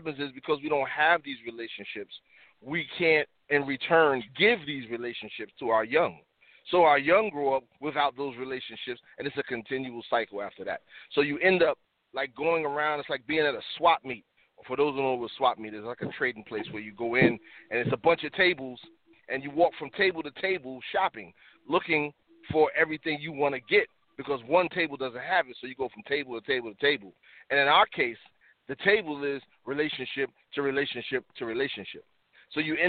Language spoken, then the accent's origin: English; the South, United States; moved away; also born or lived in Harlem, New York / The Bronx, New York; growing up in the South as a young man, like the late 70s